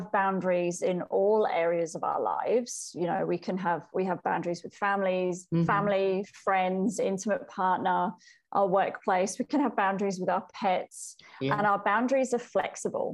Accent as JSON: {"language": "English", "country": "United Kingdom", "tie": "born or raised there", "also_born_or_lived": "Wales", "moved": "yes", "lives_now": "Melbourne, Australia", "said": "I grew up in the UK. I grew up in England and Wales, but I now live in Melbourne, Australia"}